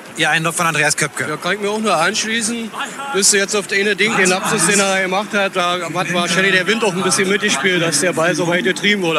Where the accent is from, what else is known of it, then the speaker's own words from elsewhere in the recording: Berlin, Germany; moved away as an adult; now in Münster, Germany; ich komme auch aus Berlin